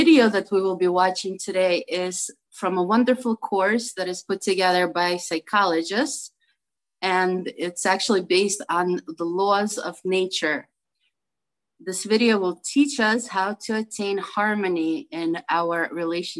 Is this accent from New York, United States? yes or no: yes; New York City, New York, United States; I'm from Brooklyn, New York